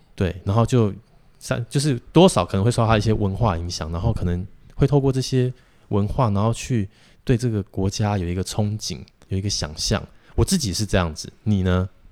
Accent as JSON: {"language": "Chinese", "country": "Taiwan", "said": "我们台湾人"}